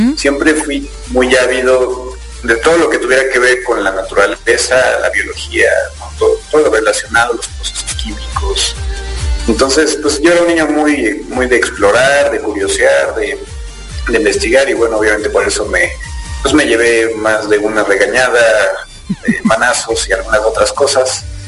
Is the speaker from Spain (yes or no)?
no; Querétaro, Mexico; soy efectivamente mexicano, nacido en, la ciudad de Querétaro